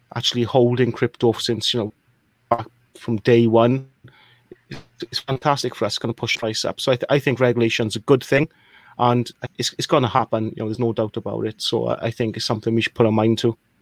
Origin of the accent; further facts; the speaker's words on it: Wales, United Kingdom; moved away; also born or lived in Birmingham, United Kingdom; I'm from a small country called Wales, which explains the accent.